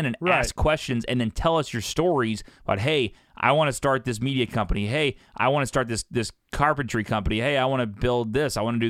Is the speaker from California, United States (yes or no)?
no; Columbia, Illinois, United States; moved away as an adult; now in St. Louis, United States; I went to my hometown, Columbia, Illinois, the day before Thanksgiving.